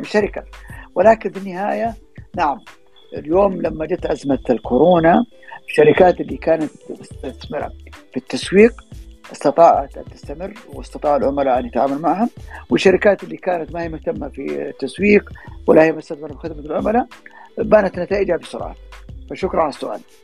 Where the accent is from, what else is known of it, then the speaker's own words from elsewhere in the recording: Saudi Arabia; عندنا في السعوديه